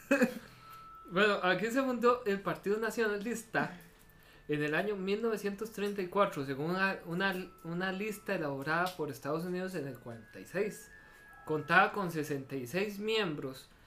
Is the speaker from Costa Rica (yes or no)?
yes; Costa Rica; como somos los ticos